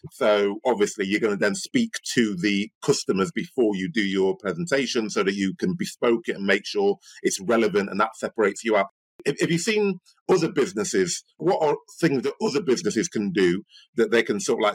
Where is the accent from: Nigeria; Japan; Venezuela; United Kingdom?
Nigeria; I'm a Nigerian.